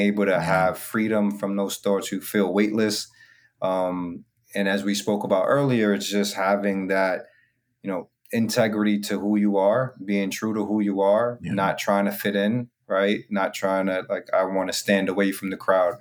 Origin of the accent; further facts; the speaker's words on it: New York City, New York, United States; I'm from the Bronx, New York